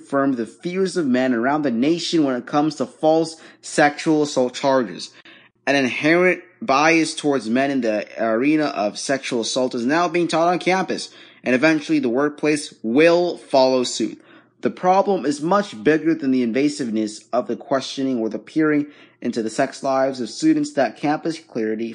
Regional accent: Dhaka, Dhaka Division, Bangladesh; now in United States; I don't live there. I live in the U.S., but I was born in Bangladesh. I was born in Dhaka, Bangladesh.

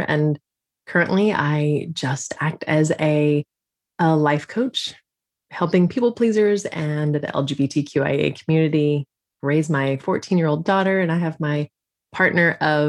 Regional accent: Texas, United States; I am a Texan born and raised, which, depending on your views of Texas, could be good or bad. But I live in a beautiful bubble in North Texas.

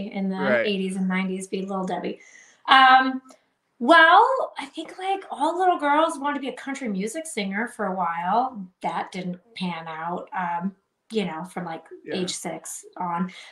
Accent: Michigan, United States; I'm from Michigan

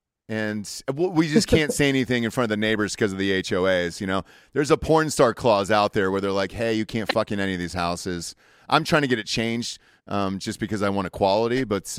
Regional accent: Atlanta, Georgia, United States; I'm from Atlanta. I'm a Georgia boy.

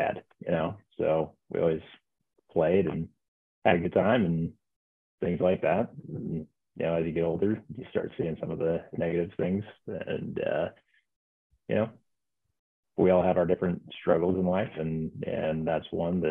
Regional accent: Omaha, Nebraska, United States; moved away as an adult; also born or lived in Lincoln, Nebraska; now in Denver, United States; born and raised in Omaha, Nebraska.

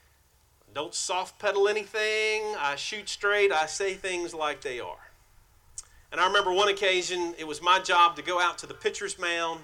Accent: White Oak, South Carolina, United States; I grew up in White Oak, South Carolina, a small community.

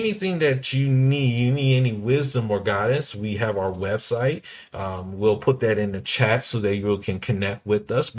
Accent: Washington, D.C., Maryland, and Virginia area, DMV area, United States; we're from Washington, D.C., Maryland, and Virginia area

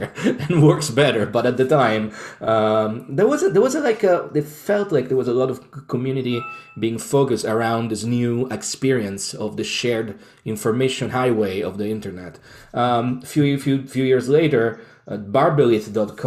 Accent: Rome, Lazio, Italy; I was born and raised in Rome, in Italy.

